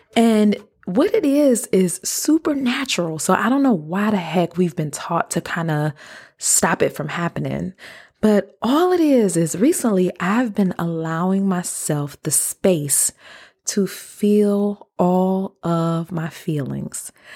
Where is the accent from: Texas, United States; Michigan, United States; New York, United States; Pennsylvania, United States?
Michigan, United States; Detroit; moved away as an adult; also born or lived in DeKalb, Illinois / Chicago; I was born and raised in Detroit.